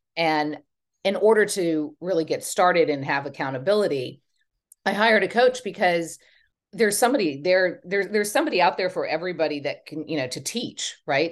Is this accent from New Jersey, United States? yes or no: no; Texas, United States; moved away as an adult; also born or lived in Los Angeles, California; now in Hampton Bays, United States; I'm from Texas and I'm a very proud Texan